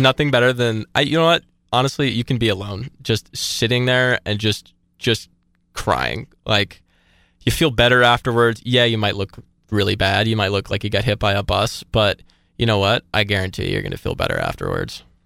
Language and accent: English; Atlanta, Georgia, United States; I take, like, a lot of pride in being from Atlanta